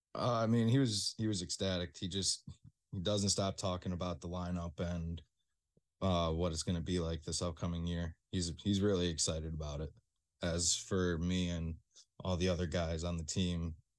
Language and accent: English; Rochester, New York, United States; I'm from Rochester